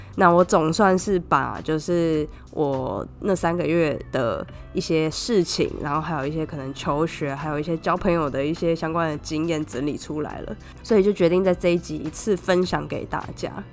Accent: Taiwan; 加上我一个台湾人

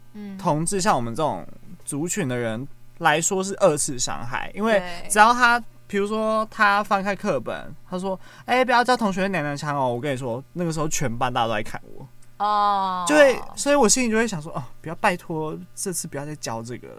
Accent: Xinying, Tainan, Taiwan; 但是当我回去我老家的时候，回去新营的时候，我就发现，哎、欸，原来年长一辈的人，他们的想法还是停留在。

